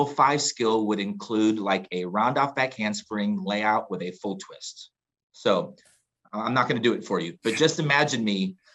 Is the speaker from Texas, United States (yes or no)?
yes; Houston, Texas, United States; I grew up in Houston